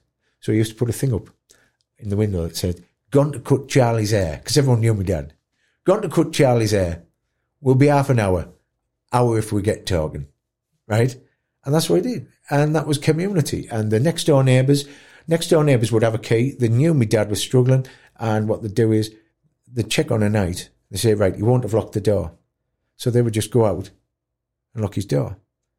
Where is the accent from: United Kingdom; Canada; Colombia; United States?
United Kingdom; Tow Law, North East England; also born or lived in York; It reminded me a lot of growing up in Taulaw. Like a, you know, a former mining village in the northeast. Everybody knows everybody in Taulaw. We've got about 1,200 people.